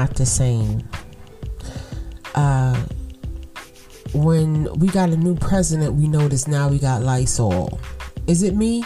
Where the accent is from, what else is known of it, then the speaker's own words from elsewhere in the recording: New York City, New York, United States; I'm from Brooklyn. You know, I'm from buildings, concrete, little bit of trees